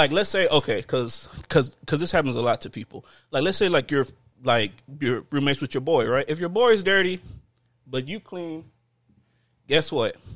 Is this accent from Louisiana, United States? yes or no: yes; New Orleans, Louisiana, United States; I'm from New Orleans, baby. Like, that's what we do.